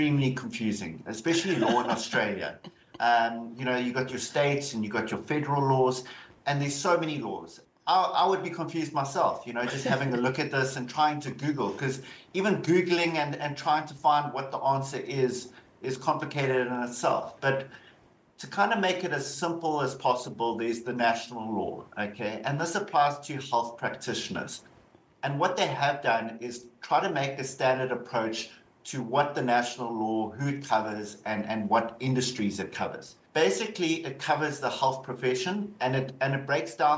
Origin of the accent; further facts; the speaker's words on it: South Africa; accent: South African; moved away; Obviously you can hear the South African accent. I'm so originally from South Africa